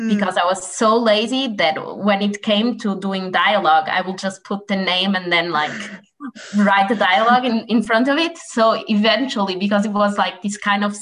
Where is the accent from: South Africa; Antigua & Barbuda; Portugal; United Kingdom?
Portugal; I'm publishing in Portuguese because I'm from Portugal